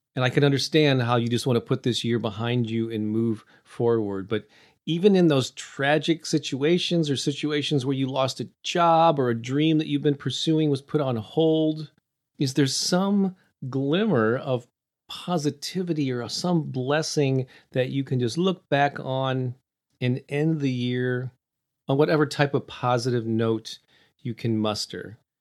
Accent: St. Louis, Missouri, United States; my hometown of Saint Louis

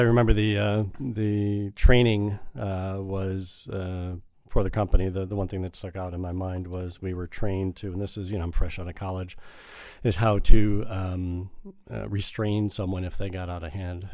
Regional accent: northwest suburbs of Chicago, Illinois, United States; moved away as an adult; also born or lived in Evanston, Illinois; I grew up on the north, uh, west suburbs of Chicago

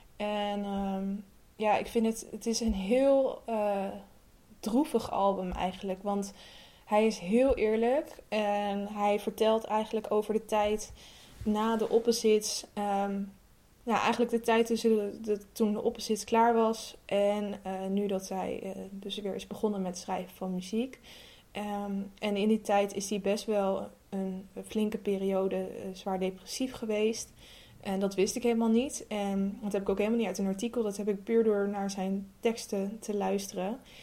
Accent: Amsterdam, North Holland, Netherlands; ik ben 25 jaar, ik kom uit Amsterdam.

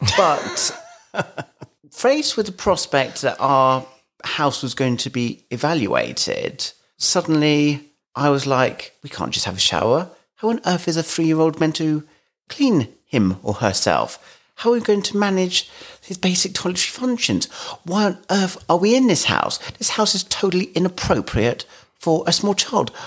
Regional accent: London, United Kingdom; moved away as an adult; now in Kent, United Kingdom; I grew up in London

